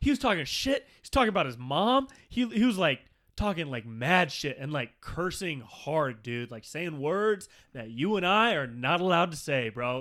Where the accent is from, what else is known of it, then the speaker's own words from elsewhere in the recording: near Sacramento, California, United States; I grew up near Sacramento